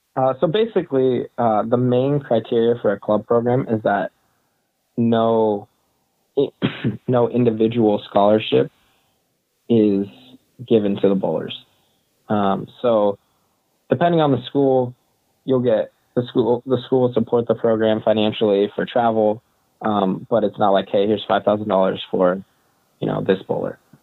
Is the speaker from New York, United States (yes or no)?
no; San Diego, California, United States; I grew up in San Diego